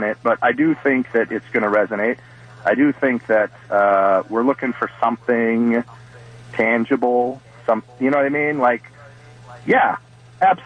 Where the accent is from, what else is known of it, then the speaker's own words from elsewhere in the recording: Waukesha, Wisconsin, United States; now in Milwaukee, United States; I'm 44 years old, so I grew up in Waukesha